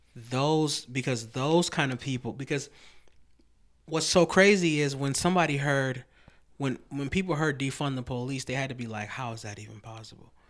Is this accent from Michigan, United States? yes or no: yes; Lansing, Michigan, United States; we grew up in Lansing